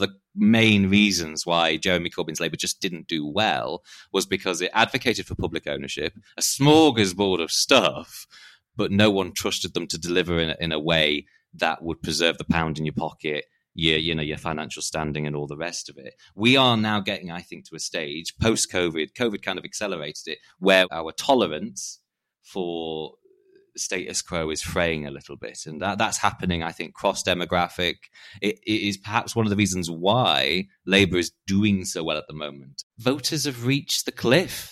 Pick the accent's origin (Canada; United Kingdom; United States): United Kingdom; Harrogate, Yorkshire and the Humber; accent: posh; moved away; I'm from Harrogate in Yorkshire, hence the posh voice, though I am quite proudly Northern.